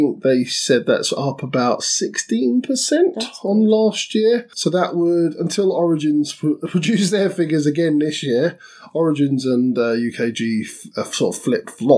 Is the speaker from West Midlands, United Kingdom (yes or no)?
no; London, United Kingdom; I'm a Londoner